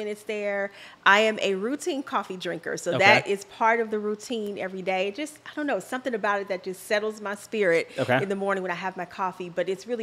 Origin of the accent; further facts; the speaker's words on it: Los Angeles, California, United States; moved away as an adult; now in Dallas, United States; I was born and raised in Los Angeles, so that's all I knew